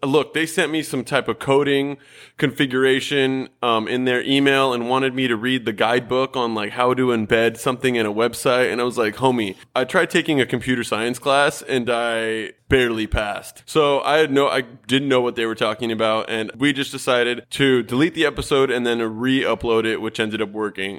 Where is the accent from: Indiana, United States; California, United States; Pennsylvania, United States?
California, United States; Southern; we were raised both in Southern California